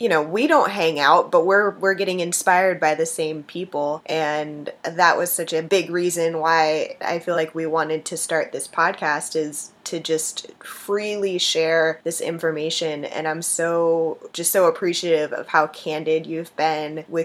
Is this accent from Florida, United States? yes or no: yes; West Palm Beach, Florida, United States; I grew up in West Palm